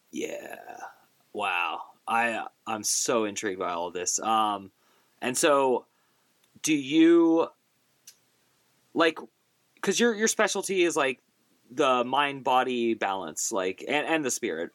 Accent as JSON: {"language": "English", "area": "Bay Area", "region": "California", "country": "United States", "tie": "born or raised there", "also_born_or_lived": "Pittsburgh", "moved": "as an adult", "said": "growing up in the Bay Area"}